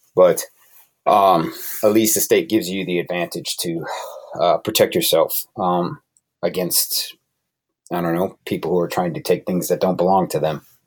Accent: Connecticut, United States; moved away; I'm originally from Connecticut

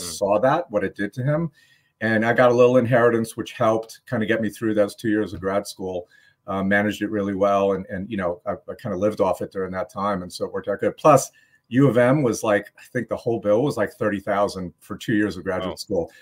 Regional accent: New York, United States; moved away; I grew up in New York

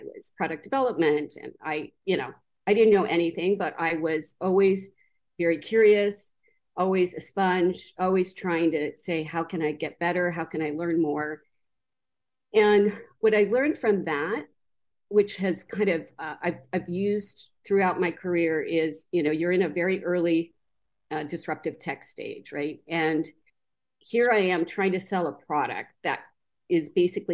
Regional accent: Denver, Colorado, United States; now in Wyoming, United States; I was born in Denver

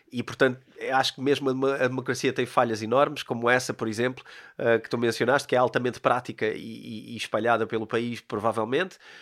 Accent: Portugal; Eu sou português

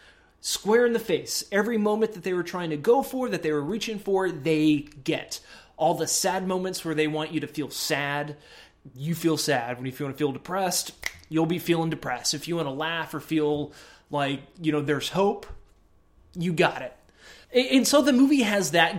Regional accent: Houston, Texas, United States; I was from Houston

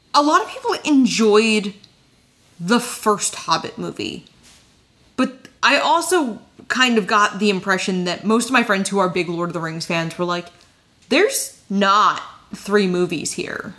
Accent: New Jersey, United States; I grew up in New Jersey

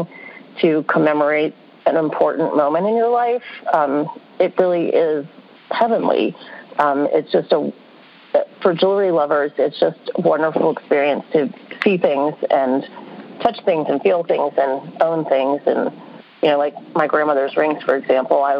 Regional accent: New Orleans, Louisiana, United States; I grew up in New Orleans

